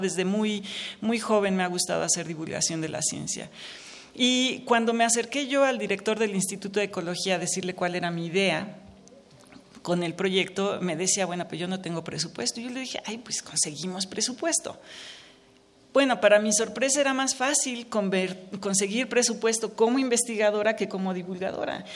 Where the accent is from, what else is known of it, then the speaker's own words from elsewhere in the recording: Mexico; me alienta mucho como mexicana